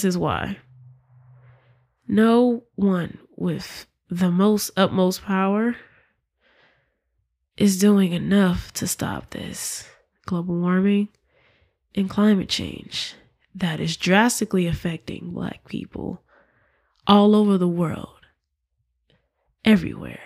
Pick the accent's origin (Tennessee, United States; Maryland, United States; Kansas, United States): Tennessee, United States; Memphis; I'm from Memphis, Tennessee